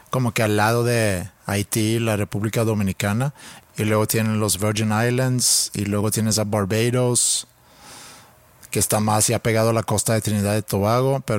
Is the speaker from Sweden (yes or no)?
yes; Sweden; now in Mexico; Yo siendo sueco viviendo en México.